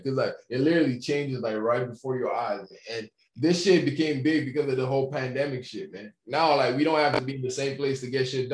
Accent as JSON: {"language": "English", "country": "Nigeria", "tie": "born or raised there", "moved": "as an adult", "said": "Nigeria, man. I literally spent the first 17 years of my life there"}